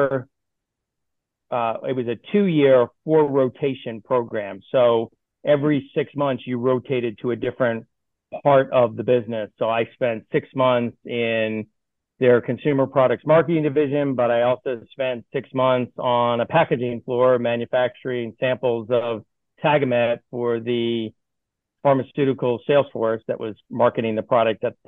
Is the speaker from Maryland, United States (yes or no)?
yes; Baltimore, Maryland, United States; moved away as an adult; I grew up in Baltimore, Maryland, spent the first 18 years of my life there